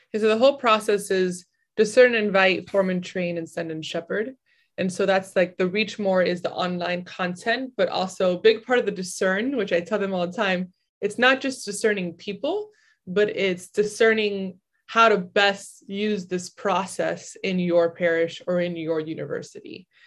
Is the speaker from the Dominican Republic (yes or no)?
yes; Dominican Republic; I'm from Dominican Republic